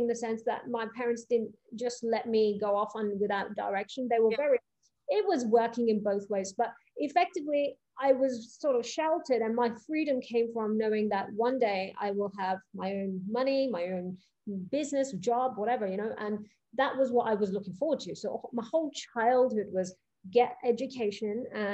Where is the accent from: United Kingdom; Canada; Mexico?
United Kingdom; Coventry, West Midlands; also born or lived in East Africa / Monaco; Actually, 9 years old was when I moved to Coventry. I was born I was born in East Africa.